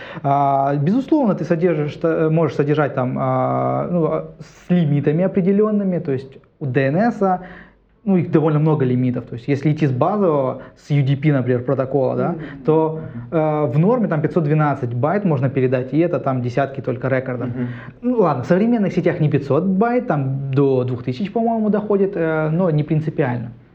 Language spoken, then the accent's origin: Russian; Krasnoyarsk, Krasnoyarsk Krai, Russia; moved away as an adult; now in Saint Petersburg, Russia; Я уехал из Сибири, там, э, от жары как раз приехал сюда